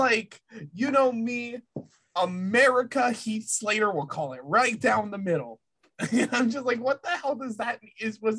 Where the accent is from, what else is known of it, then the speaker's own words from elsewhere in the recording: French part of Canada, Quebec, Canada; I'm Canadian. I need to point this out. I am from Canada. I'm from the French part of Canada, y'all.